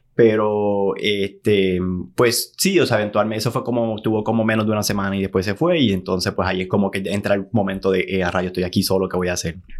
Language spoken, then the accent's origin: Spanish; San Juan, Puerto Rico; moved away as an adult; now in Los Angeles, United States; yo soy de San Juan, de la capital